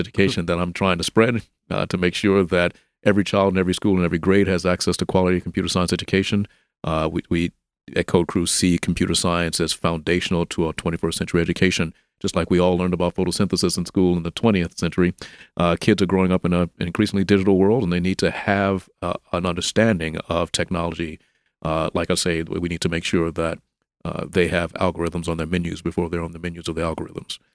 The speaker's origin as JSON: {"language": "English", "town": "Memphis", "region": "Tennessee", "country": "United States", "tie": "born or raised there", "said": "I'm from Memphis also. I grew up here."}